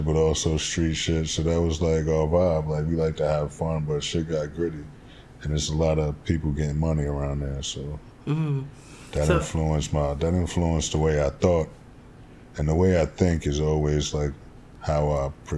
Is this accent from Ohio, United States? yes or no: no; New York City, New York, United States; also born or lived in Wilmington, North Carolina; I grew up in Jamaica, Queens, New York. South Side, as we like to call it